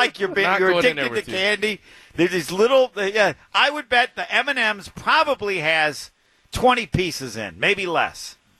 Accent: Indiana, United States; I'm from Indiana

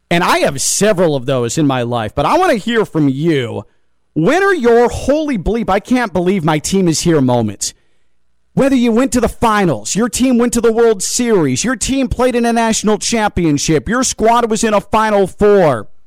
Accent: Chicago, Illinois, United States; Growing up in Chicago, like I went through my entire childhood of the Bulls being in the finals every single season.

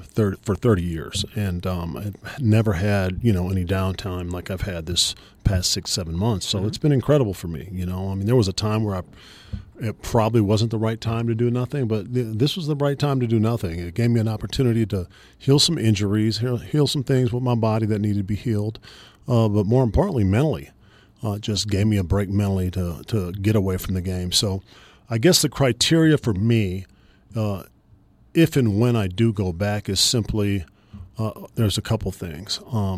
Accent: California, United States; Yeah, you know, we got outdoors, and, you know, that's a testament to my mom.

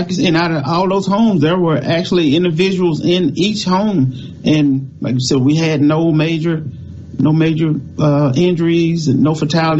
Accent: Mississippi Delta, United States; Growing up in the Mississippi Delta

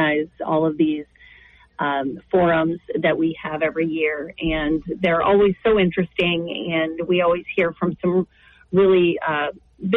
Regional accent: Northeast Nebraska, United States; moved away as an adult; also born or lived in Missouri / Kansas City; I grew up in Northeast Nebraska

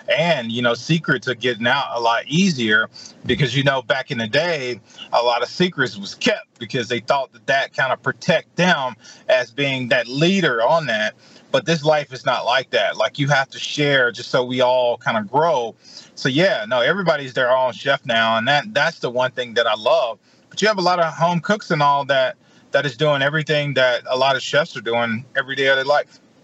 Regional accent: Edwards, Mississippi, United States; also born or lived in Jackson, Mississippi / Anchorage, Alaska; I'm from Edwards, Mississippi. I grew up on the farm.

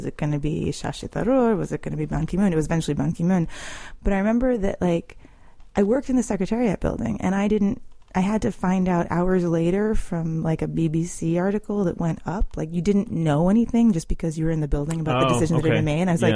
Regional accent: Lexington, Massachusetts, United States; moved away as an adult; also born or lived in Chicago / Moscow; now in Washington, D.C., United States; I'm from Lexington, Massachusetts

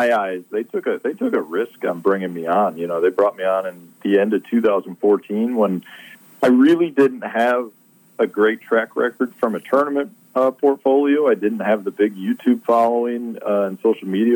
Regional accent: Chicago, Illinois, United States; growing up in Chicago.

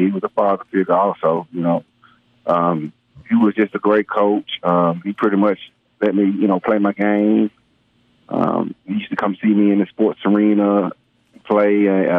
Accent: Fort Lauderdale, Florida, United States; now in Hattiesburg, United States; Well, I'm originally from Fort Lauderdale, Florida. My parents moved here, and then I later moved on here and played at Hattiesburg High

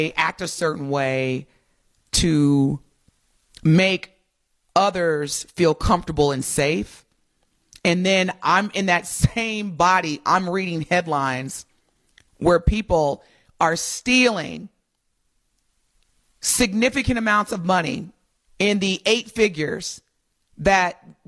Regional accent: Southern Indiana, United States; I grew up in Southern Indiana

